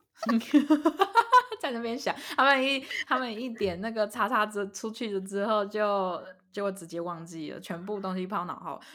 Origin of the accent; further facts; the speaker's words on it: Taiwan; 又觉得自己是台湾人，非常地，就很开心自己是台湾人